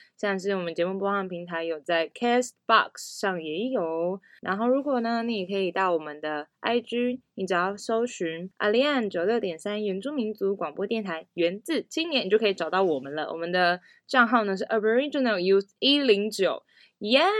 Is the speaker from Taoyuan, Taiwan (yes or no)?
no; Taiparang and Antong communities, Hualien County, Taiwan; 我是来自太巴朗部落和安通部落的阿美族